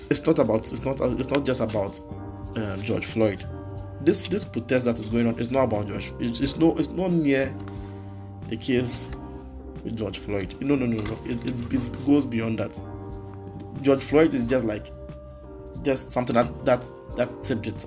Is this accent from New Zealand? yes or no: no; Ghana; I'm Ghanaian, I don't live in the US. And even here in Ghana